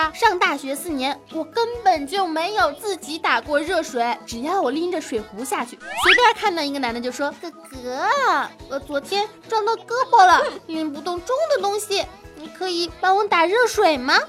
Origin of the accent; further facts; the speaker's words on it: Northeast China, China; 虽然我是个东北女生，但是所有人都以为我是个台湾的妹妹哈，还还说要我带他们去我的家乡里玩呢。